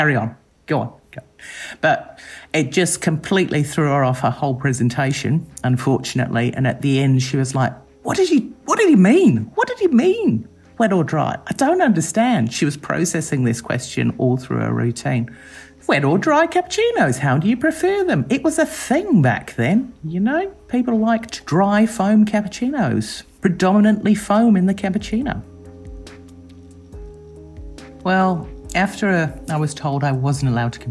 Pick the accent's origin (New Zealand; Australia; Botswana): New Zealand; I'm from New Zealand